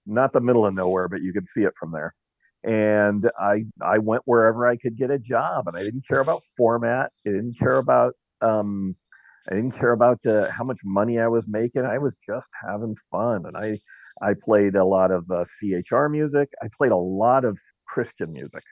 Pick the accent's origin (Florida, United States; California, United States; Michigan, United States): California, United States; Orange County; now in Dallas, United States; I'm from Orange County, California, the land of uh, Disneyland and Knott's Berry Farm. So I grew up in the shadow